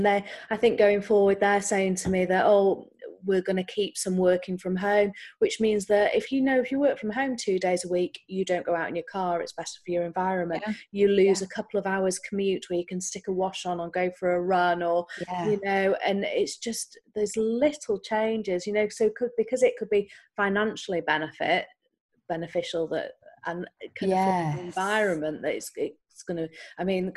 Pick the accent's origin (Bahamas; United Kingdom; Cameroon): United Kingdom; North Wales; moved away; I'm from North Wales, so I grew up near the sea.